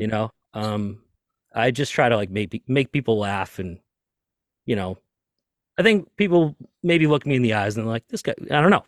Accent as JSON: {"language": "English", "town": "Lynn", "region": "Massachusetts", "country": "United States", "tie": "born or raised there", "said": "I grew up in Lynn, Massachusetts, just north of Boston, right next to Salem"}